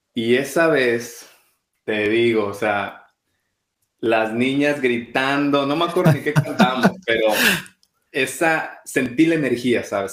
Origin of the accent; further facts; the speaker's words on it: Mexico; moved away as an adult; now in London, United Kingdom; siendo mexicano